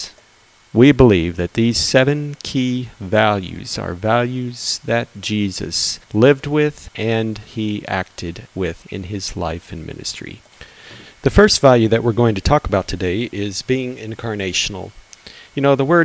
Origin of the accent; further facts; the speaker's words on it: Texas, United States; Growing up in Texas, my family used to attend an annual chili cook-off competition.